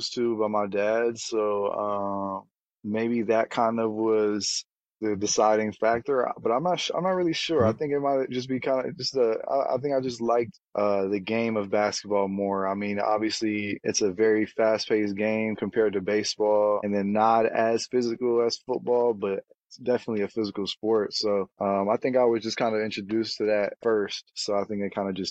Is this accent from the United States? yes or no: yes; Santa Monica, California, United States; moved away as an adult; also born or lived in Encino, California / Charlottesville, Virginia / France; I'm from Santa Monica, California. Went to Crespi High School in Encino, California